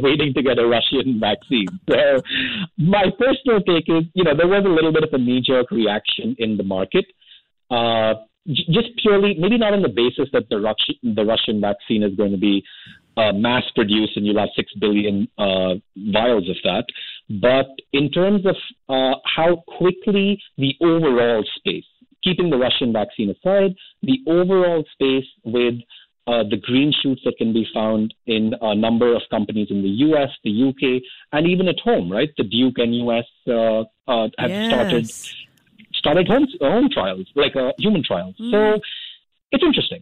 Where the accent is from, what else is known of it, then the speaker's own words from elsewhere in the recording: Delhi, India; my hometown in Delhi